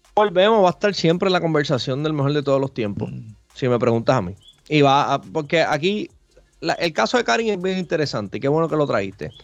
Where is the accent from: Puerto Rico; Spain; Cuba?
Puerto Rico; como decimos acá en Puerto Rico